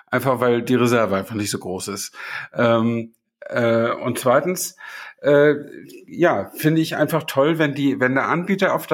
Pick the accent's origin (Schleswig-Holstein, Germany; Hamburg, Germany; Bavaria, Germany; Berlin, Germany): Schleswig-Holstein, Germany; Flensburg; ich stamme ja aus Flensburg und ich überlege gerade, ob die Autobahn 7, äh, 1973 war das ja, ob die schon bis Flensburg reichte damals.